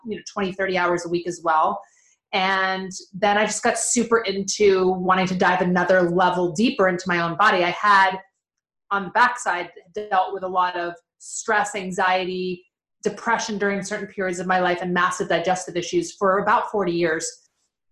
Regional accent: right outside of Philadelphia, New Jersey, United States; moved away as an adult; also born or lived in Los Angeles, California; I grew up on the East Coast in New Jersey, right outside of Philadelphia

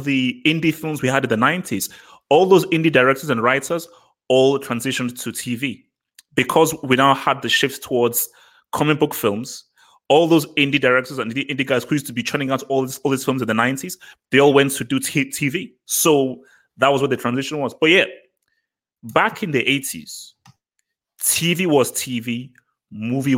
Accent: Nigeria; I'm Nigerian.

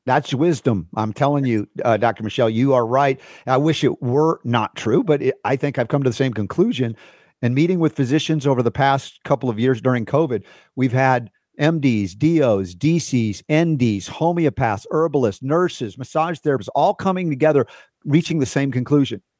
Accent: New York City, New York, United States; moved away; I was a New Yorker when I was a kid

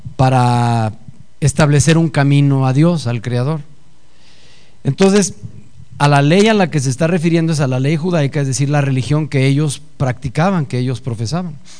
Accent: Mexico City, Mexico; Yo nací en el Distrito Federal hace 54 años. Soy mexicano hasta las cachas.

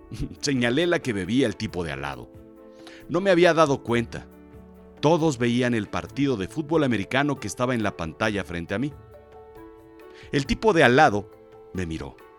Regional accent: Mexico; Soy de México

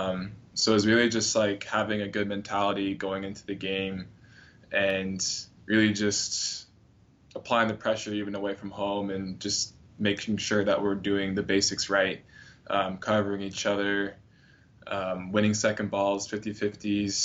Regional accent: Northern California, United States; moved away as an adult; now in Miami, United States; growing up in Northern California, most of the beach days were a little bit chilly.

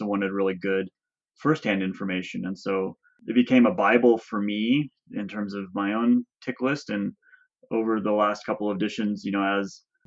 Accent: Orange, California, United States; moved away as an adult; also born or lived in Davis, California / Mammoth Lakes, California; now in Crowley Lake, United States; I grew up in Southern California in Orange

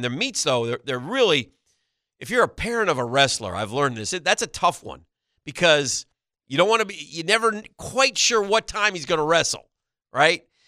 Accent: New York, United States; That's my home state

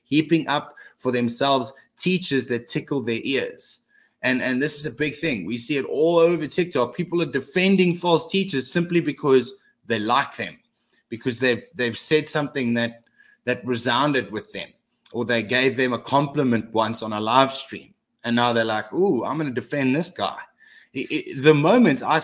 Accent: South Africa; as a South African

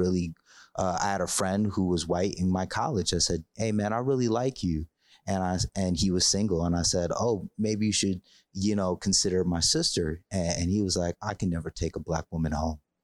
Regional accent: Hartford, Connecticut, United States; I grew up in Hartford, Connecticut

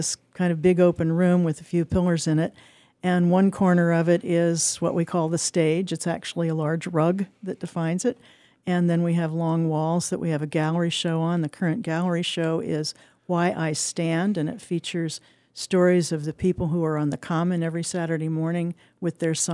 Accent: Indiana, United States; moved away; I grew up in Indiana

